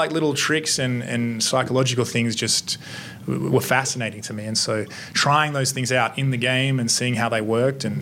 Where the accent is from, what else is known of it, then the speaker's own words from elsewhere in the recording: Australia; I'm Australian